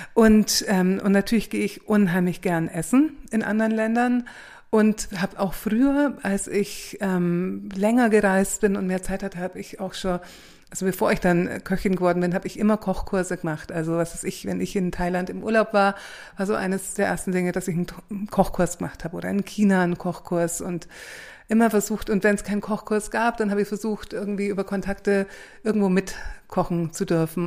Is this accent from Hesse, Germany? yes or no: no; Augsburg, Bavaria, Germany; also born or lived in Valencia; in Augsburg, wo ich herkomme